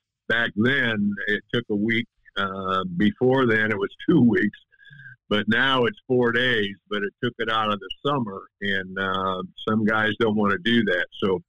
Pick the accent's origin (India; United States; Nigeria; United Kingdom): United States; Tell City, Indiana; I was from Tell City